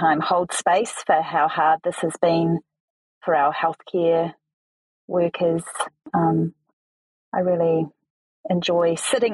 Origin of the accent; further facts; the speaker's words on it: New Zealand; accent: Kiwi; my very Kiwi accent